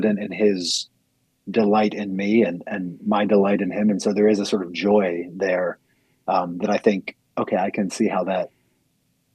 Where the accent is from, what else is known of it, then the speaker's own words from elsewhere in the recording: United States; as American Christians